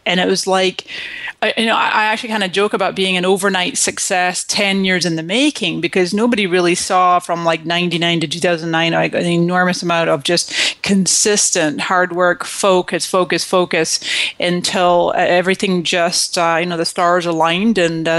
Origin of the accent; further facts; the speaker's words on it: Scotland, United Kingdom; also born or lived in Canada; now in United States; And so I came to this country in 1999 from Scotland, mm-hmm. and before that I was born in Canada.